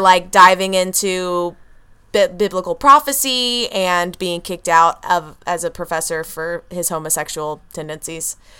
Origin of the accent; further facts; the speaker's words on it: Texas, United States; I'm a Texan